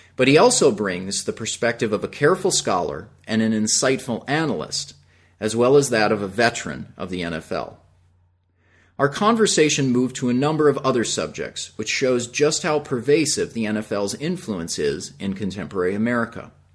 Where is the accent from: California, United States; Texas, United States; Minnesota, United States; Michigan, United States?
Minnesota, United States; I'm actually from Minnesota